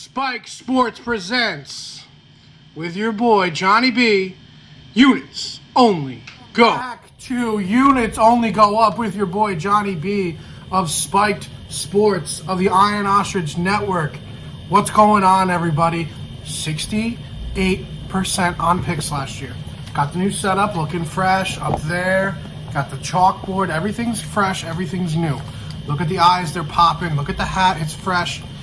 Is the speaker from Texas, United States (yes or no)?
no; New York, United States; I'm a New Yorker